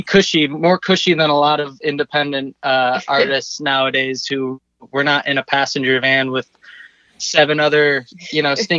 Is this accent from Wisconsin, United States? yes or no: no; Buffalo, New York, United States; moved away as an adult; now in South Carolina, United States; Jess and I both back home in Buffalo, New York, where we're from